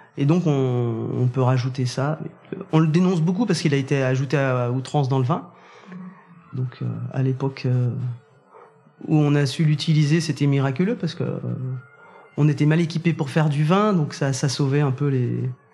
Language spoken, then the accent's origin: French; Saint-Amour, Bourgogne-Franche-Comté, France; moved away as an adult; also born or lived in Jura / Mâconnais; now in Corbières, France; J'ai grandi dans le, dans le Beaujolais, au milieu des vignes, à Saint-Amour